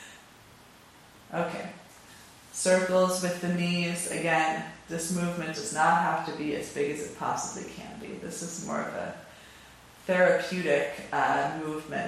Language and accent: English; California, United States; I'm from California. I'm not from the Bay Area, but I'm from California